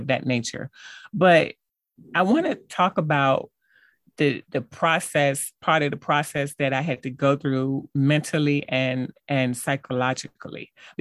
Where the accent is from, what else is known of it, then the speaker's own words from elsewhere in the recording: Hampton, Virginia, United States; moved away; my family back at home, because I'm from Hampton, Virginia